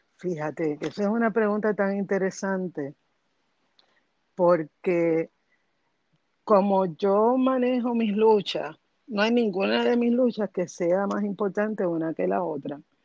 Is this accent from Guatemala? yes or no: no; Bayamón, Puerto Rico; yo nací en Bayamón y me crié en Bayamón y me gradué de escuela superior en Bayamón